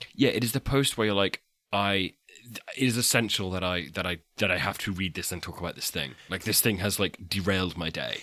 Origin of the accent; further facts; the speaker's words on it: England, United Kingdom; I'm English